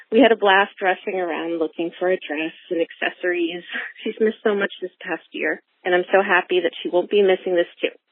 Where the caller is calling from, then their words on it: Lansing, Michigan, United States; I am from Lansing, Michigan